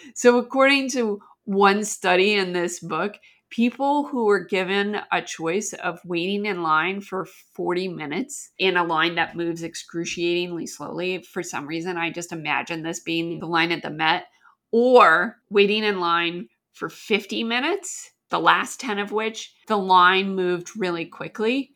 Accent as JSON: {"language": "English", "country": "Canada", "tie": "born or raised there", "moved": "yes", "lives_now": "United States", "said": "I grew up in Canada"}